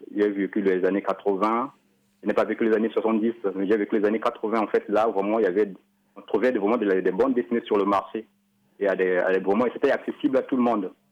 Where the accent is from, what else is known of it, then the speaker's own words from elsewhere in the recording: Republic of the Congo; chez nous, au Congo